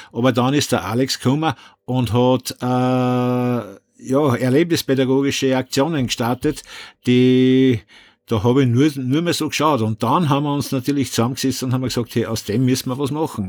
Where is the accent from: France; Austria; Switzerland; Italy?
Austria; Upper Austria; bei uns in Oberösterreich